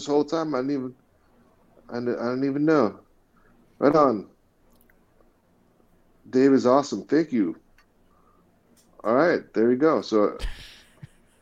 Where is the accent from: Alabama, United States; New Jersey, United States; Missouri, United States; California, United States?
California, United States; Richmond; when I was in Richmond, we're from Richmond